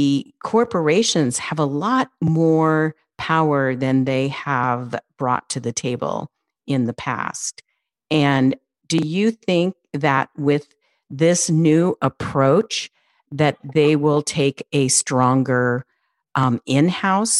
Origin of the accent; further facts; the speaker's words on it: California, United States; I'm from California